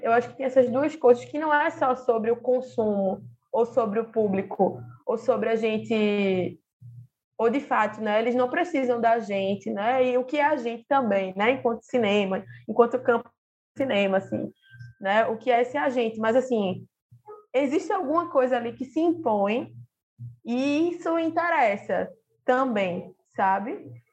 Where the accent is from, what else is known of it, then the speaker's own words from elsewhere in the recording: Recife, Pernambuco, Brazil; Eu sou aqui de Recife